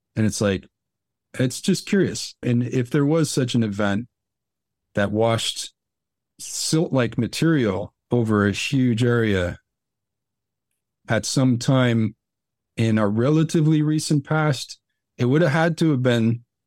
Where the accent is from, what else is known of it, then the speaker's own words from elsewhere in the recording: Newark, New Jersey, United States; moved away; I grew up around outside of Newark. I lived in Newark for some, some years